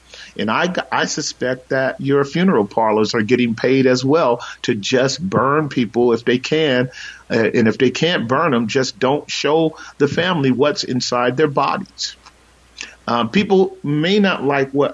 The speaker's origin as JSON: {"language": "English", "country": "United States", "said": "we're American citizens"}